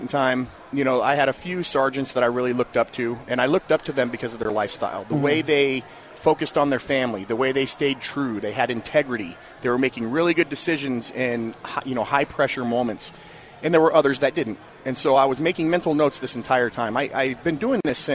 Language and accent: English; Las Vegas, Nevada, United States; also born or lived in Phoenix, Arizona; I grew up in Las Vegas, moved here from Phoenix when I was very young